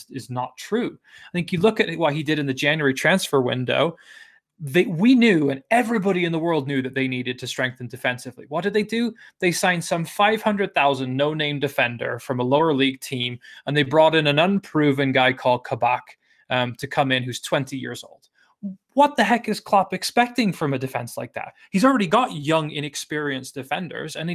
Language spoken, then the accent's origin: English; Wales, United Kingdom; I'm a Welshman